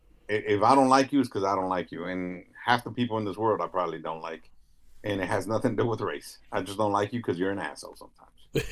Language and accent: English; Los Angeles, California, United States; me growing up in South Central